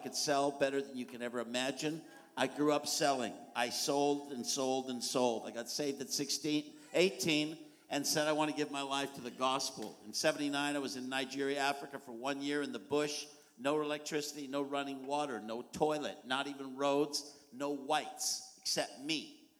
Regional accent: Kelowna, British Columbia, Canada; I come from the Okanagan Valley in British Columbia, Canada, 4 hours east drive of Vancouver, because no one in the world knows even how to say Kelowna.

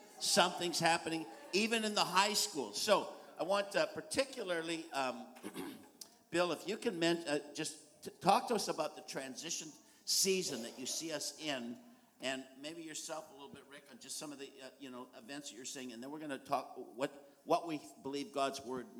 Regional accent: Kelowna, British Columbia, Canada; I come from the Okanagan Valley in British Columbia, Canada, 4 hours east drive of Vancouver, because no one in the world knows even how to say Kelowna.

